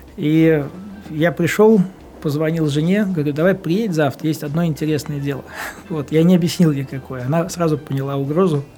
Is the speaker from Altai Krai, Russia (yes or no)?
no; Vyborg, Leningrad Oblast, Russia; now in Saint Petersburg, Russia; я вырос в Выборге, все наше детство у нас был дом э, в Высоцке